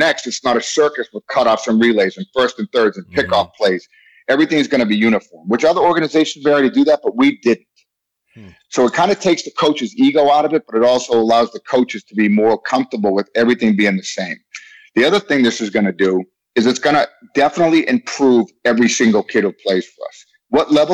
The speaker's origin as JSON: {"language": "English", "town": "Boston", "region": "Massachusetts", "country": "United States", "tie": "born or raised there", "moved": "yes", "said": "I've been punched in the face a lot growing up in Boston"}